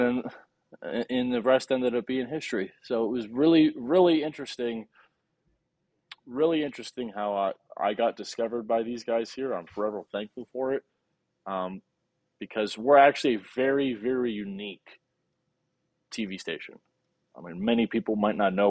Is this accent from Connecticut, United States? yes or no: yes; Connecticut, United States; moved away as an adult; now in Paducah, United States; in Connecticut yeah. where I grew up